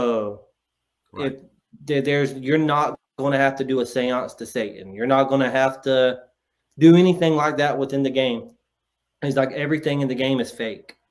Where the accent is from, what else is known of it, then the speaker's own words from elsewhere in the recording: North Carolina, United States; I'm from the South. I am from a farm town in North Carolina